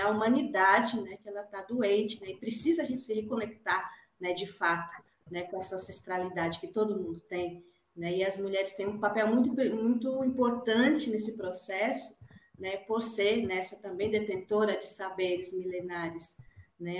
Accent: Dourados, Mato Grosso do Sul, Brazil; moved away; no meu território, né, na minha aldeia, Jaguapiru, de Dourados

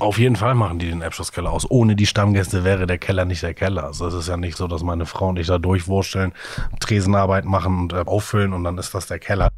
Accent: Hamburg, Germany; ich selber bin aufgewachsen in Sasel

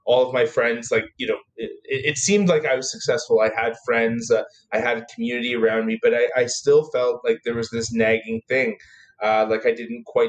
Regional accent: Toronto, Ontario, Canada; I grew up in Toronto

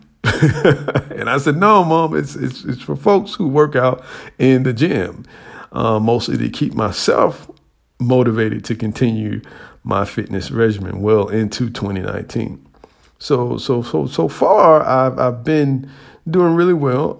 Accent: United States; as an American

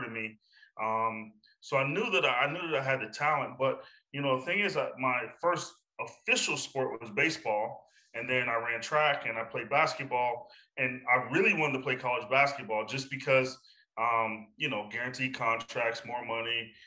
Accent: Johnstown, Pennsylvania, United States; moved away as an adult; my hometown

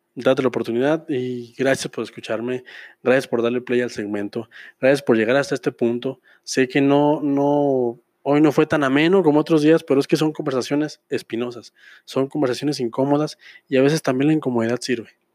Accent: Pabellón de Arteaga, Aguascalientes, Mexico; aquí en mi pueblo, pabellón de Arteaga, el centro del mundo

